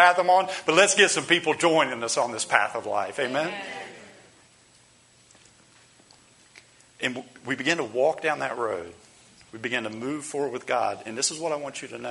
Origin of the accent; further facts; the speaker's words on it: Columbus, Ohio, United States; moved away as an adult; also born or lived in Mexico City, Mexico / near New Orleans and Baton Rouge, Louisiana; now in Homestead, United States; I come from Columbus, Ohio